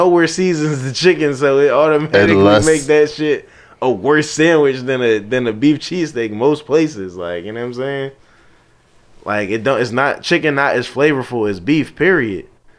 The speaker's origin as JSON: {"language": "English", "region": "California", "country": "United States", "said": "I'm from the Bay."}